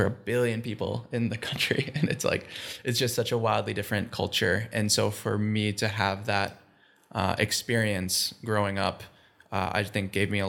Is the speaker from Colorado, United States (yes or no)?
no; Minnesota, United States; born there; also born or lived in India; I was almost born in India. I was born here in Minnesota, and then I think I was like 3 months old when we moved to India for the first time. And so my first year and a half of my life was in India.